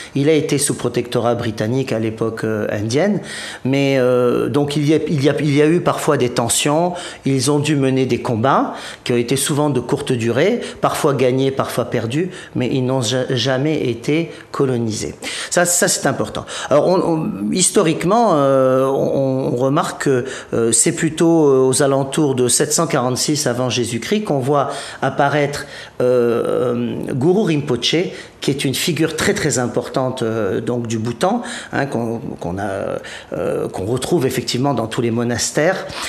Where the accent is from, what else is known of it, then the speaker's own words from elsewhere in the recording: Provence-Alpes-Côte d'Azur, France; je, suis de Provence